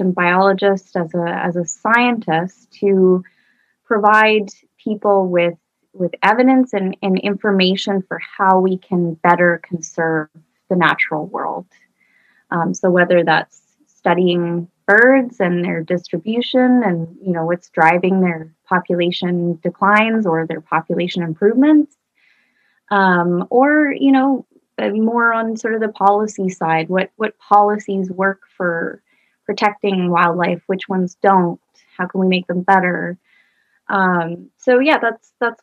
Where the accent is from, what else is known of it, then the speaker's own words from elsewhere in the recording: Vancouver, British Columbia, Canada; I grew up in Vancouver, British Columbia